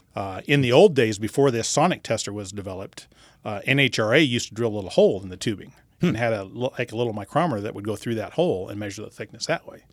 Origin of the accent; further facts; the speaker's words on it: Bakersfield, California, United States; also born or lived in Los Angeles area, California; I grew up in, uh, Southern California, and my dad raced midgets